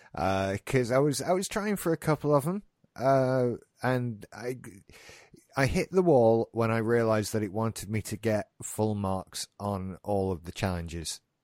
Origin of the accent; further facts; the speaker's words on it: United Kingdom; being British